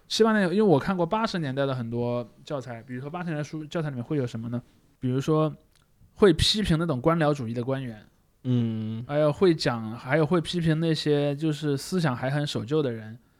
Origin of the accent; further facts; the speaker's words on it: China; 我们中国人